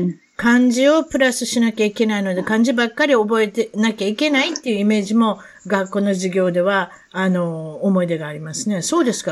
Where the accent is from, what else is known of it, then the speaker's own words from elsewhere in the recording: Japan; accent: Osaka dialect; now in United States; 私も日本に、あの、生まれてなかったら